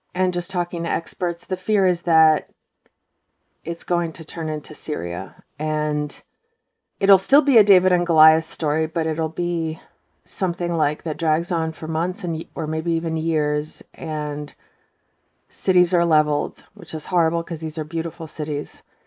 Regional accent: Moscow, Russia; now in United States; I'm from Moscow, and my parents are from Moscow, but their grandparents, three quarters of them were from Ukraine.

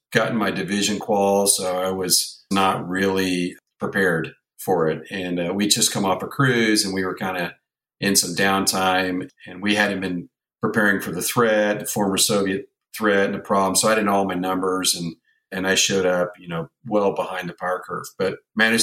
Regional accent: Virginia Beach, Virginia, United States; grew up in Virginia Beach, son of a Navy A6 pilot

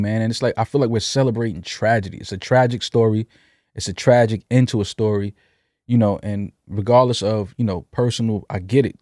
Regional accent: New York City, New York, United States; growing up in New York City in the eighties, in the nineties

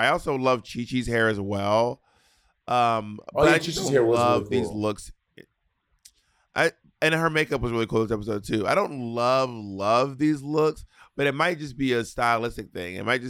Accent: Scotland, United Kingdom; Anyway, I'm a skirt from Scotland, bitch.

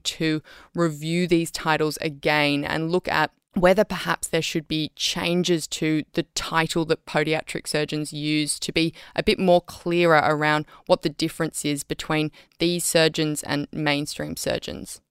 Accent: Australia; as the Australian public

